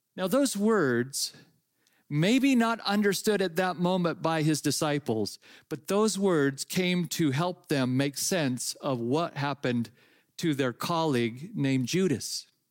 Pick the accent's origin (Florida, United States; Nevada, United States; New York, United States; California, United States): California, United States; Napa; I grew up in California and I grew up in the Napa Valley